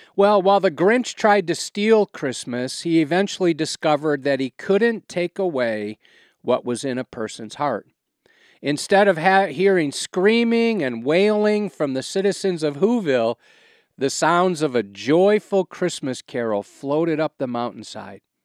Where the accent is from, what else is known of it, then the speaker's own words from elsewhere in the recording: Wisconsin, United States; now in Quad Cities, United States; I'm a cheesehead from Wisconsin, I can think of no place I'd rather live than the Quad Cities.